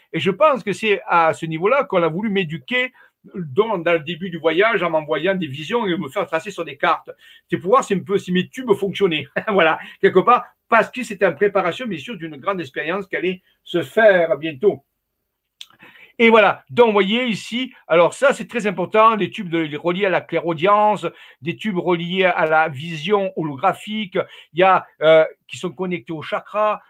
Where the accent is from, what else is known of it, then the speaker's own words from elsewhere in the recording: Arles, Provence-Alpes-Côte d'Azur, France; je suis d'Arles, moi, ma famille est d'Arles à l'origine